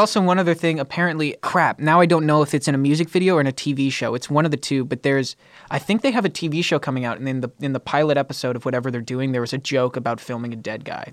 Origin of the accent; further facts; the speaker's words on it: California, United States; As a Californian, my entire life